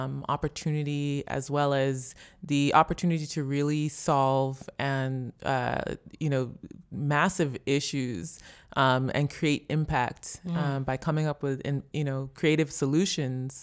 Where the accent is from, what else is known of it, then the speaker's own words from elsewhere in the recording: Chicago, Illinois, United States; accent: American; moved away as an adult; now in Nigeria; grew up, born and raised in the United States, Chicago.